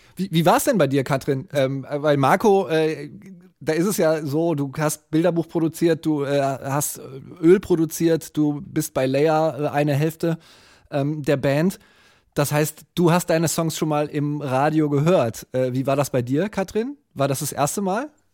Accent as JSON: {"language": "German", "country": "Germany", "said": "Bei uns in Deutschland"}